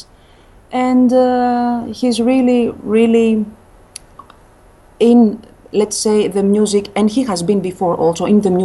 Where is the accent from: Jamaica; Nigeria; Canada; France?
France; first language Greek; English is a second language; also born or lived in Greece; now in Athens, Greece; Greek is my, I'm a native speaker. But also French is almost my mother tongue because I lived in France since I was a kid.